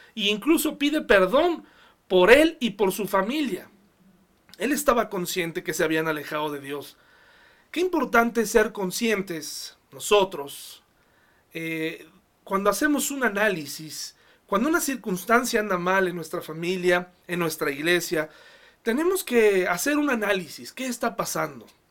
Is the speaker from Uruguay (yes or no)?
no; Mexico; como sociedad mexicana